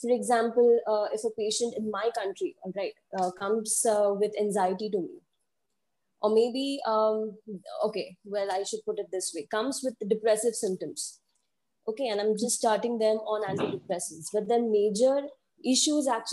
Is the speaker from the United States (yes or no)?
no; India; I am from India